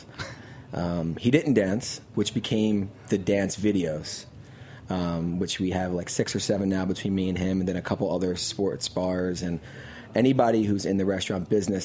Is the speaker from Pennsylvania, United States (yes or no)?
yes; Philadelphia, Pennsylvania, United States; moved away as an adult; now in New York, United States; I grew up in a big family in Philadelphia